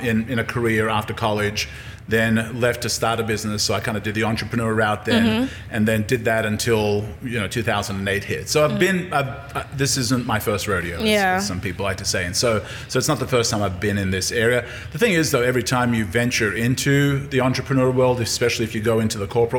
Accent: Australia; moved away as an adult; also born or lived in Yugoslavia / California / St. Louis / Colorado; now in Jackson, United States; I was raised in Australia

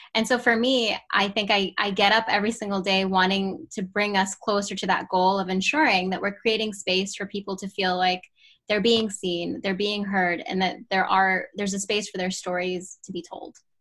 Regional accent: Pittsburgh, Pennsylvania, United States; also born or lived in Baltimore, Maryland; I was born in Baltimore, Maryland, and I grew up in the Pittsburgh area and went through K through 12

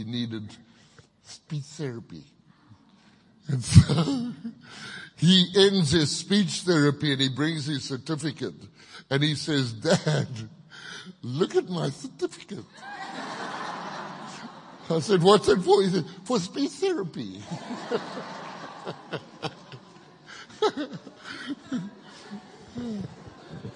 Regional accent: Kitwe, Copperbelt Province, Zambia; also born or lived in Zimbabwe; now in Thailand; I grew up in Zambia, and I was in a little town called Kitwe for many, many years

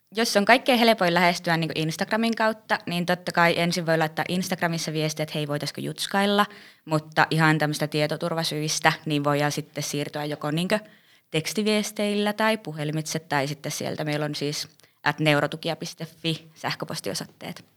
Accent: Rovaniemi, Lapland, Finland; olen Rovaniemeltä.

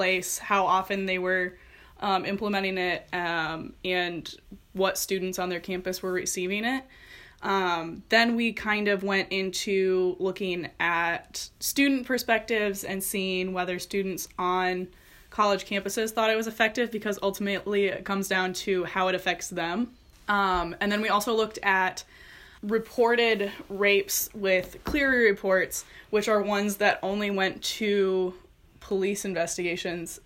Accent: Fulton, Illinois, United States; I'm from Fulton, Illinois.

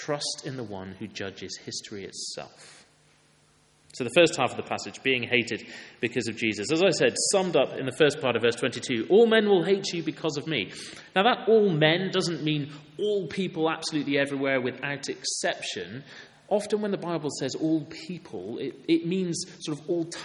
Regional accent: Wales, United Kingdom; I'm from Wales. I played rugby for my school.

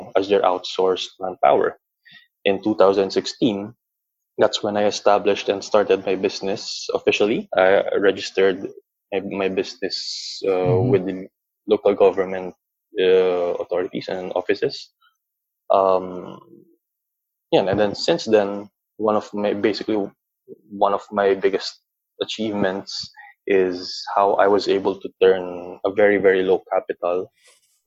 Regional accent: Philippines; growing up as a Filipino or within a Filipino context

